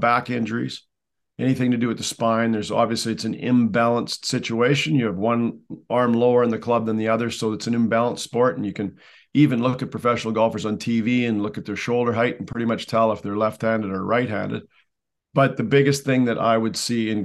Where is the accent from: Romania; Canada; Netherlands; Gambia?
Canada; I'm a Canadian, so hockey was first. It has to be by law up here.